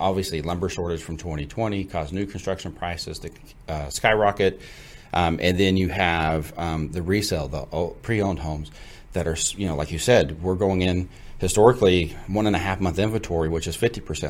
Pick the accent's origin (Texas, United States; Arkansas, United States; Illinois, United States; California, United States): Texas, United States; Fort Worth; also born or lived in Gainesville, Texas; now in McKinney, United States; Originally from the Fort Worth side of town, born and raised there. Also went to school in Gainesville, which is north of Fort Worth